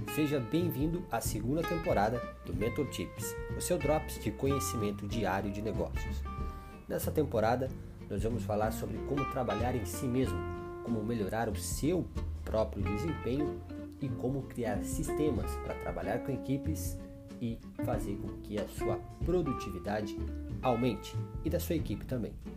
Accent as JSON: {"language": "Portuguese", "town": "Curitiba", "region": "Paraná", "country": "Brazil", "tie": "born or raised there", "said": "aqui na minha cidade natal"}